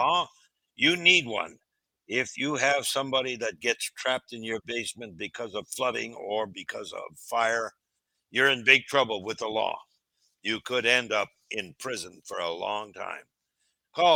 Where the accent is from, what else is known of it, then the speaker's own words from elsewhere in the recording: Timmins, Ontario, Canada; now in United States; I'm from Timmins